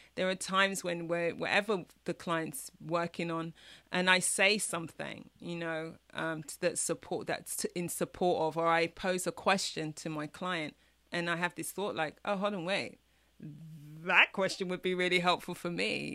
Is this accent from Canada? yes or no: no; London, United Kingdom; moved away as an adult; now in Chicago, United States; I was born in East London, parents from the mm-hmm. Caribbean, you know, came to the UK for a better life.